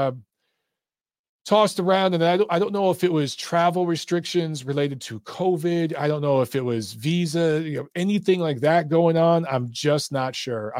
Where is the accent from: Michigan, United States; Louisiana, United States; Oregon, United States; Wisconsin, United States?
Michigan, United States; Detroit; also born or lived in Los Angeles; now in Atlanta, United States; I grew up in Detroit